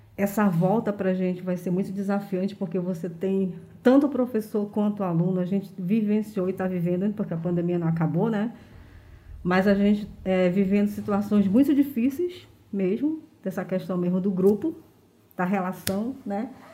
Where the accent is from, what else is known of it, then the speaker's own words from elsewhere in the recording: Manaus, Amazonas, Brazil; eu sou de um bairro de periferia, eu sou da Compensa, né? Sempre morei na Compensa